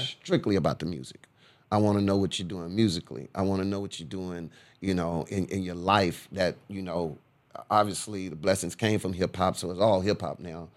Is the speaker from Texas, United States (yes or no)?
yes; Corpus Christi, Texas, United States; now in Houston, United States; I'm from Corpus Christi, Texas